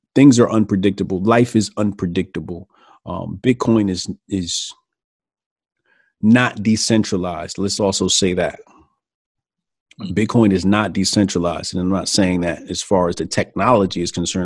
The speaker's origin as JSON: {"language": "English", "town": "Newark", "region": "New Jersey", "country": "United States", "tie": "born or raised there", "also_born_or_lived": "Irvington, New Jersey / East Orange, New Jersey / Elizabeth, New Jersey / Hillside, New Jersey", "said": "Newark, Newark, New Jersey. Okay. North, New Jersey. Then, um, you know, I moved to the burbs, graduated high school. But I'm a Jersey guy, man. I'm Jersey born and raised"}